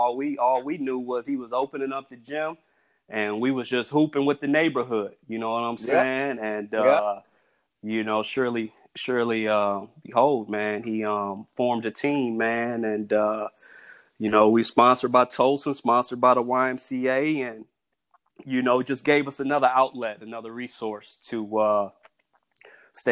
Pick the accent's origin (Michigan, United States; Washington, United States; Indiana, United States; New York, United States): Indiana, United States; Elkhart; I'm from Elkhart, Indiana